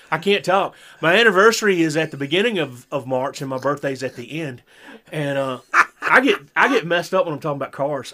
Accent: the South, United States; born and raised in the South

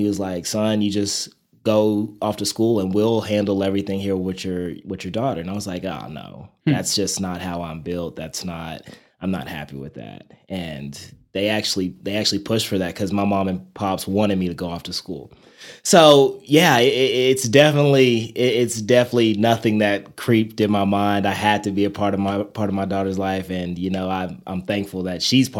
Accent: Amarillo, Texas, United States; Like, people ask me, where are you from? I'm like, Amarillo, Texas. And they're like, where the heck is that at? And I'm like, it's like in the top of Texas.

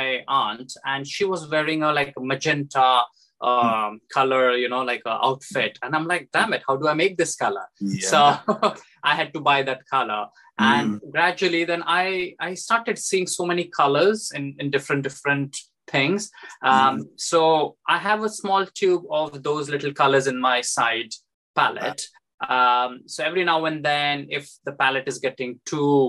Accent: Nashik, Maharashtra, India; moved away as an adult; now in London, United Kingdom; Nasik, where I was born and raised. I did my schooling there

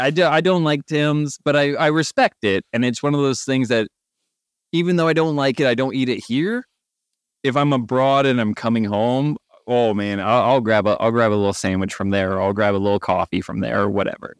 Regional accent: Canada; I'm Canadian

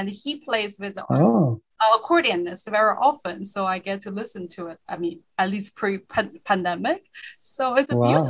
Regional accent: China; moved away; I grew up in China

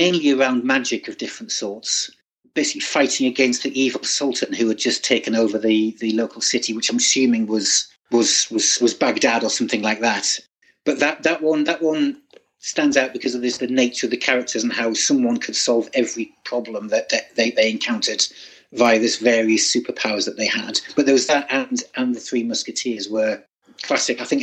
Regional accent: Cleadon, North East England, United Kingdom; now in Wandsworth, United Kingdom; I grew up in a small town or village between Sunderland and Newcastle called Cleedon.

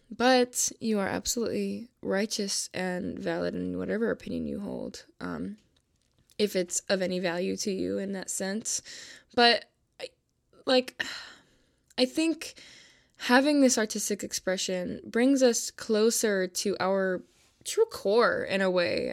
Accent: Buffalo, New York, United States; I'm from Buffalo, New York

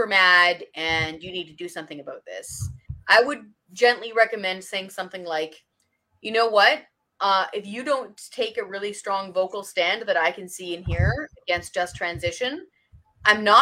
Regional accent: British Columbia, Canada; I'm from British Columbia originally.

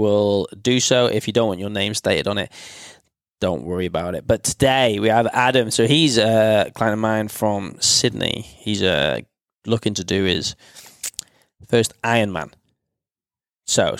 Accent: United Kingdom; I'm obviously British

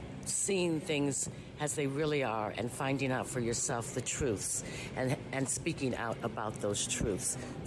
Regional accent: Oakland, California, United States; Bay Area native rooted in Oakland.

